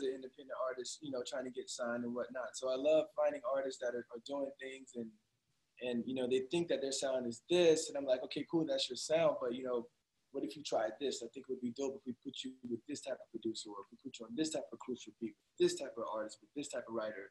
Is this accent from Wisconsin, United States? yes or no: no; Florida, United States; we both actually grew up in Florida